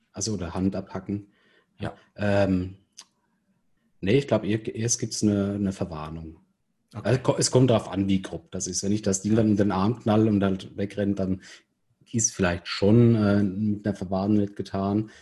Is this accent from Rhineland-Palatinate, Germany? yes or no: yes; Rhineland-Palatinate, Germany; als Pfälzer